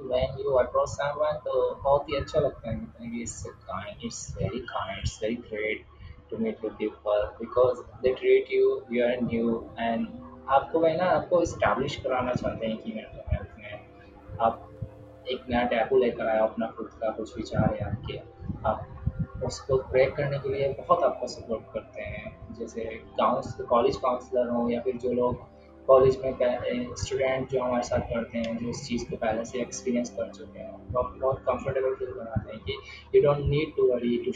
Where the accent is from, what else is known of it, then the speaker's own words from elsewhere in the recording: Muzaffarnagar, Uttar Pradesh, India; also born or lived in Bangalore; और मैं मुजफ्फरनगर से बिलोंग करता हूँ